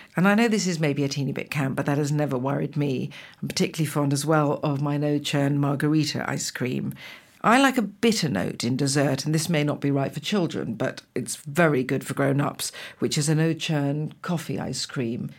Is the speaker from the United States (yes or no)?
no; England, United Kingdom; also born or lived in Italy; I'm an English cook